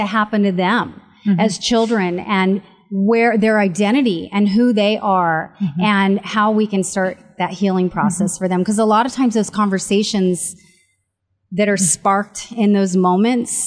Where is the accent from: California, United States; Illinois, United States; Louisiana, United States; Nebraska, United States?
California, United States; San Francisco; moved away as an adult; now in San Antonio, United States; I'm from San Francisco, California